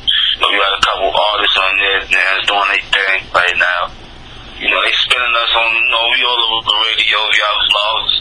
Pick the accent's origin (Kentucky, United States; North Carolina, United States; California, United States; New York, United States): New York, United States; New York City; I'm from Brooklyn, man. I grew up in Marcy Project